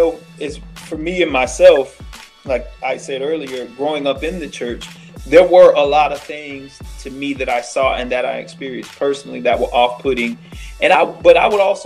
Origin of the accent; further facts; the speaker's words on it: Florida, United States; moved away; I'm from Florida